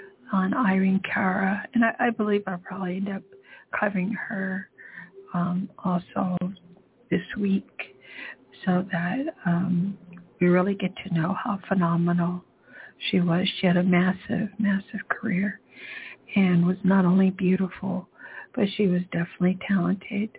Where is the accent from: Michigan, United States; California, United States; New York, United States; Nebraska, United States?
California, United States; Pasadena; I'm from Pasadena. Above us is Altadena, California